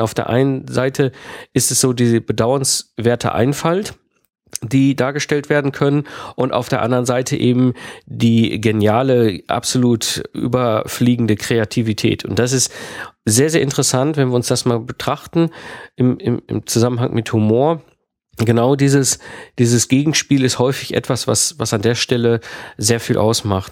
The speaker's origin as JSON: {"language": "German", "country": "Germany", "also_born_or_lived": "France", "said": "als deutscher Speaker zum Beispiel nach Frankreich gehe und ich habe dort ja auch eine Zeit lang gelebt in Frankreich"}